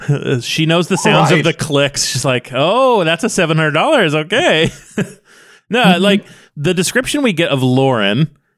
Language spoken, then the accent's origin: English; Ireland; I'm from Ireland.